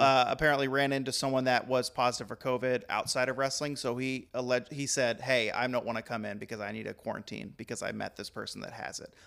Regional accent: Texas, United States; moved away; I'm from the South, I'm Texan

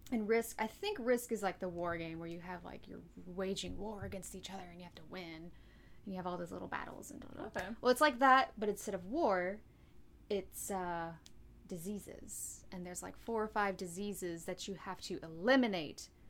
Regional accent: North Carolina, United States; also born or lived in Florida; I grew up in North Carolina, I lived in Florida for nine years.

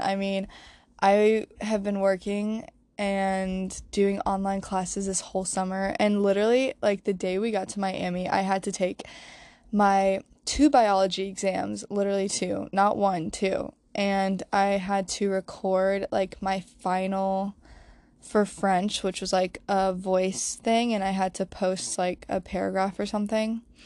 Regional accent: Croatia; now in Wilmington, United States; growing up in Croatia

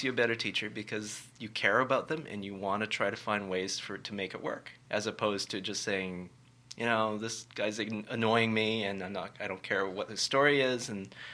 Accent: Richmond, United States; I come from Richmond, and you come from Richmond. I, I know in Richmond, I grew up uh, going through a system that was very much about student leadership.

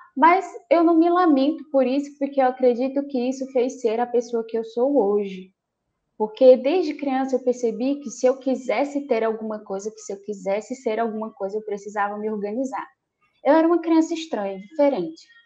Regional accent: Marabá, Pará, Brazil; now in Palmas, Brazil; Eu nasci em Marabá, no Pará

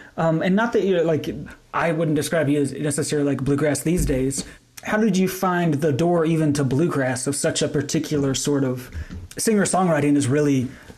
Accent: North Carolina, United States; moved away as an adult; Growing up in North Carolina, spending most of my formative years in the South

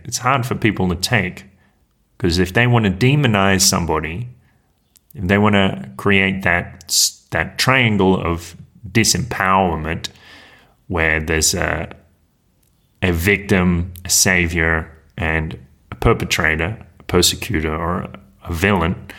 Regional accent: Australia; moved away; that Australian who is deported from Mexico

